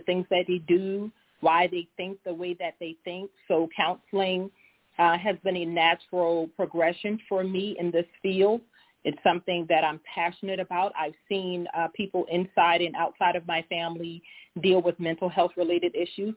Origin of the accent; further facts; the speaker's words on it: Charleston, South Carolina, United States; accent: Low Country; moved away as an adult; I am a native of Charleston, South Carolina. For many of you in South Carolina, you probably heard my accent, so you know I am from the Low Country.